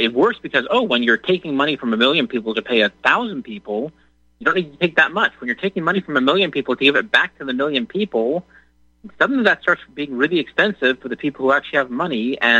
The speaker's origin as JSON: {"language": "English", "region": "Colorado", "country": "United States", "tie": "born or raised there", "moved": "as an adult", "lives_now": "Texas, United States", "said": "Colorado, where I grew up, I mean, Colorado was red when I was a kid"}